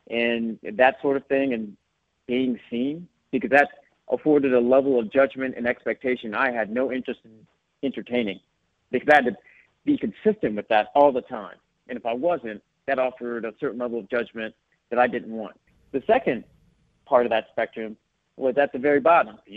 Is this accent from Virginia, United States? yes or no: yes; Sterling, Virginia, United States; now in Los Angeles, United States; Yes, absolutely. Um, still uh, still defined it as home, but now called Los Angeles uh, my secondary home.